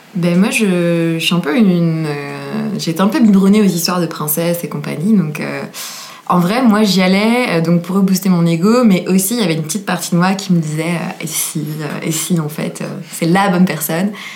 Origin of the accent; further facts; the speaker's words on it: Versailles, Île-de-France, France; je viens de Versailles